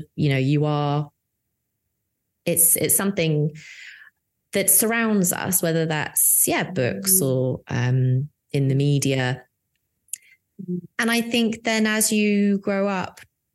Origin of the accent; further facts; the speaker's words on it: United Kingdom; I'm the Brit